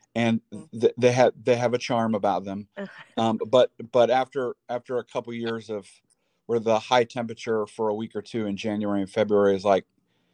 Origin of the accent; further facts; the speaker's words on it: Missouri, United States; moved away as an adult; also born or lived in Iowa / Virginia / Kansas City / St. Louis; now in Fayetteville, United States; I grew up in Missouri. I'm from Missouri. I went to college outside of Kansas City and spent a little time outside of St. Louis, went to high school in Columbia, and just kind of bounced around all over.